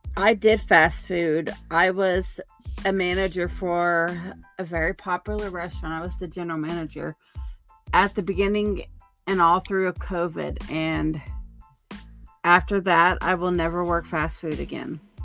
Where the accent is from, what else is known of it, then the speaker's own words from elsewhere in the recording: Oklahoma, United States; moved away; I'm originally from Oklahoma